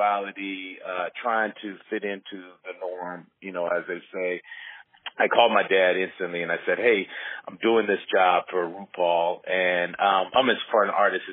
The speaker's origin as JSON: {"language": "English", "town": "Rancho Cucamonga", "region": "California", "country": "United States", "tie": "born or raised there", "said": "So I was raised here in Los Angeles. I was raised in a city called Rancho Cucamonga, which was, basically 45 minutes outside"}